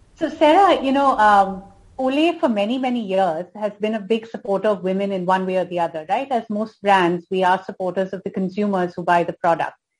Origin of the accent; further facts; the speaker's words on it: India; being an Indian